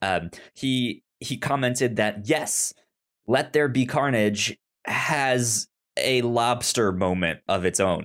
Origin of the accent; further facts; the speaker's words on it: St. Louis, Missouri, United States; I'm from Saint Louis